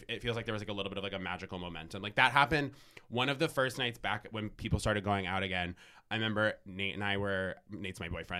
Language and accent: English; Vermont, United States; I'm from Vermont.